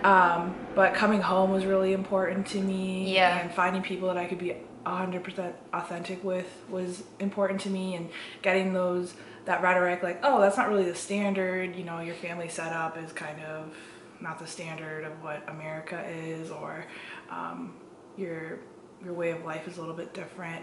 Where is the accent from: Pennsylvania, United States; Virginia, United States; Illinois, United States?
Illinois, United States; Chicago; also born or lived in Kerala, India / Muncie, Indiana; I grew up in Chicagoland with, you know, all of my family members always around me